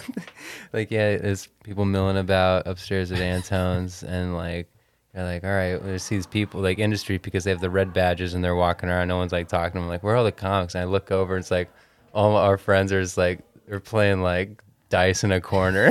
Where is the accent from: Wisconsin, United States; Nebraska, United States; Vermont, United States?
Nebraska, United States; moved away; I'm from Nebraska